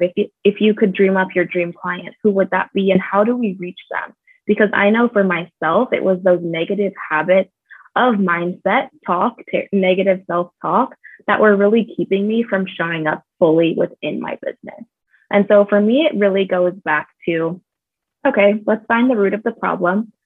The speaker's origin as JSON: {"language": "English", "region": "California", "country": "United States", "also_born_or_lived": "Michigan", "moved": "as an adult", "lives_now": "Phoenix, United States", "said": "I am originally from California. I'm definitely a West Coast girl, but I've lived in Phoenix for about four years now."}